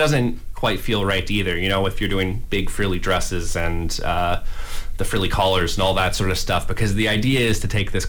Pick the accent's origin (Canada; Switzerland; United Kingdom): Canada; London, Ontario; I'm from London